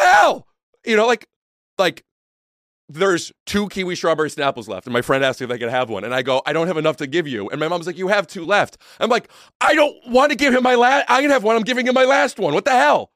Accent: Northeast Ohio, United States; moved away; where I grew up in Northeast Ohio

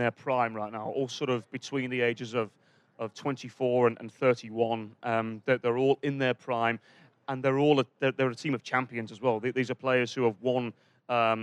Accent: England, United Kingdom; We're English

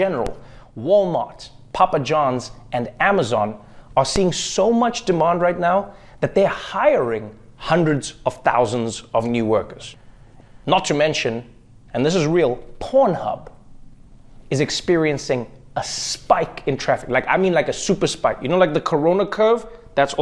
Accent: South Africa; moved away as an adult; now in United States; my home country of South Africa

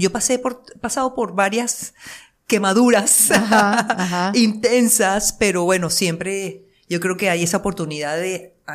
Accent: Venezuela; accent: Venezuelan; moved away as an adult; also born or lived in Miami, United States / Las Vegas, United States; now in United States

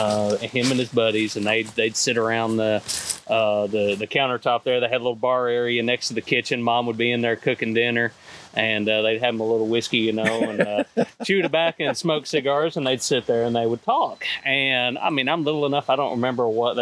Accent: Dawson Springs, Kentucky, United States; I'm from Western Kentucky originally. Grew up outside of Dawson Springs, Kentucky

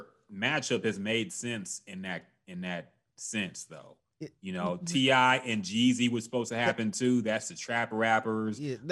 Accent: the South, United States; I'm from the South

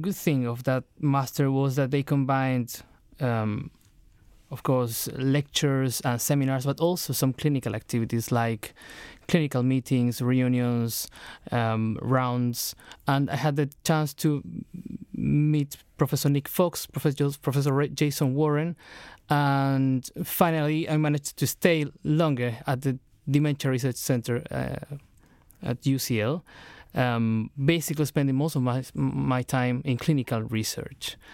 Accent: Chile; moved away as an adult; now in London, United Kingdom; I'm from Chile, I was trained as a medical doctor and neurologist in Santiago, Chile

